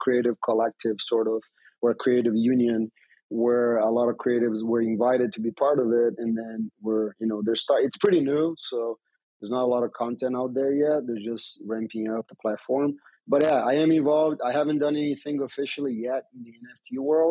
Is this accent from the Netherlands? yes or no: no; Brazil; also born or lived in United States; I'm a former pro skater from Brazil. I was born in Brazil, became a U.S. citizen, so I have dual citizenship.